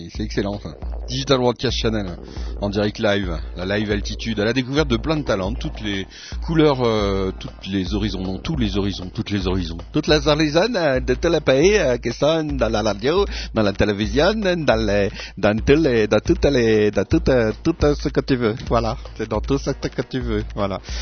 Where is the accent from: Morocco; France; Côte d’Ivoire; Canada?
France; now in Switzerland; je suis français